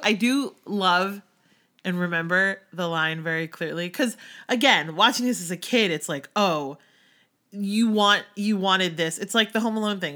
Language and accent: English; outside of Philly, Pennsylvania, United States; moved away; growing up outside of Philly and then moving to outside of New York.